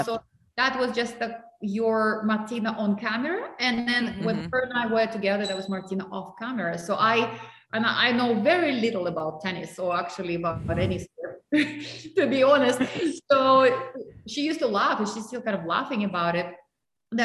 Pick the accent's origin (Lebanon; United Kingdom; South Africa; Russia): Russia; English is a second language; moved away